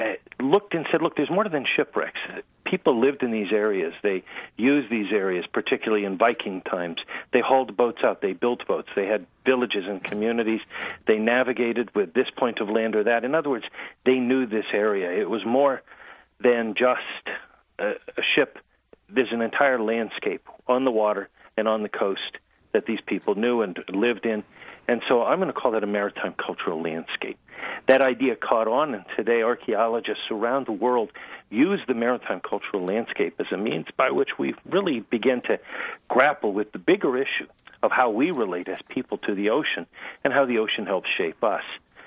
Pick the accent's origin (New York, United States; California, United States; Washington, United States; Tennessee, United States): California, United States; San Francisco Bay Area; growing up in the San Francisco Bay Area.